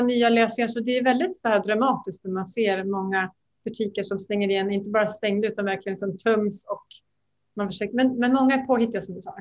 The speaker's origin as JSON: {"language": "Swedish", "town": "Västerås", "region": "Västmanland", "country": "Sweden", "tie": "born or raised there", "moved": "as an adult", "lives_now": "Bangkok, Thailand", "said": "Jag är en Västerås-tjej jag bodde hemma tills jag gifte mig"}